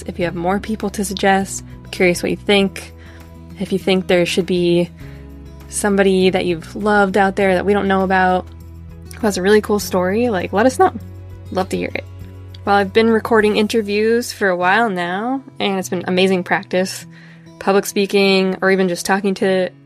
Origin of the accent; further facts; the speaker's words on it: New Hampshire, United States; I'm a photographer from New Hampshire